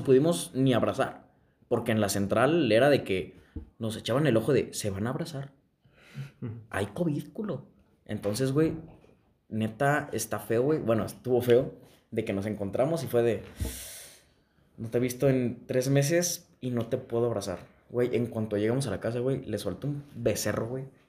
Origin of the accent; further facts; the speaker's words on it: Guanajuato, Mexico; Yo soy de Guanajuato